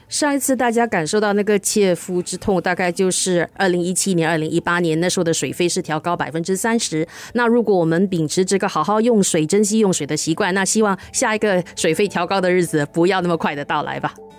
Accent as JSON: {"language": "Chinese", "country": "Singapore", "said": "新生水和淡化的海水可以满足我国大概百分之七十或稍微多一点的水供"}